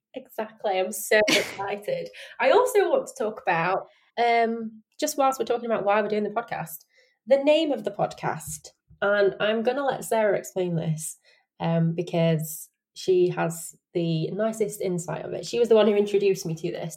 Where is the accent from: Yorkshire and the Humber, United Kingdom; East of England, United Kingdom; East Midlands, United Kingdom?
Yorkshire and the Humber, United Kingdom; Sheffield; accent: Yorkshire; I live in Yorkshire. I'm from Sheffield, born and bred